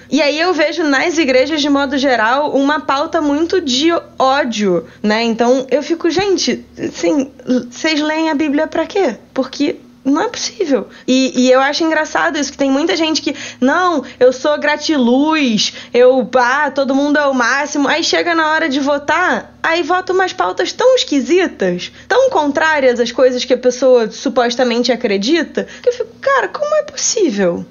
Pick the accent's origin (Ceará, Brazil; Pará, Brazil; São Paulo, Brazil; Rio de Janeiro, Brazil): Rio de Janeiro, Brazil; Eu sou carioca